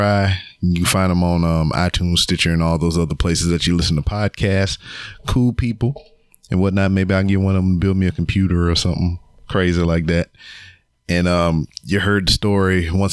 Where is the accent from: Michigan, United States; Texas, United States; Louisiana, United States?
Louisiana, United States; Lake Charles; I'm from Lake Charles, Louisiana